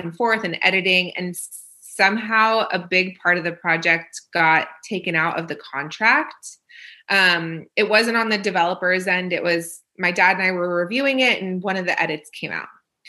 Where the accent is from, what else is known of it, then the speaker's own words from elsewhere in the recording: Israel; born there; So I was born in Israel.